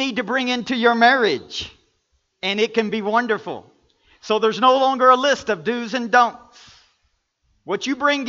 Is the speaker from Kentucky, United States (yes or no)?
yes; Kentucky, United States; I'm from Kentucky and how I love basketball. We grew up playing basketball 12 months out of the year.